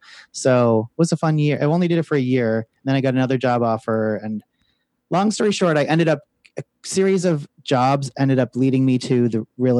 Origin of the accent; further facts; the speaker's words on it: United States; moved away as an adult; being an American